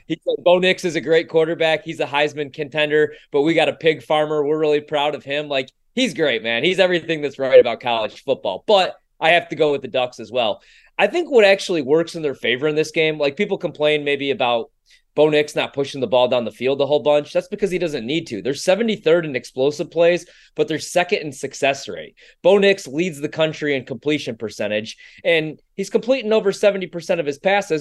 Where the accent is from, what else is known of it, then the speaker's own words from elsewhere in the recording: Chicago, Illinois, United States; I come from Chicago